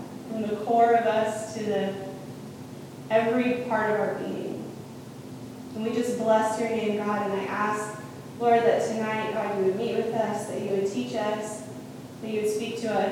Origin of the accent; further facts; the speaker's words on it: Tucson, Arizona, United States; I'm from Tucson, so that's another city.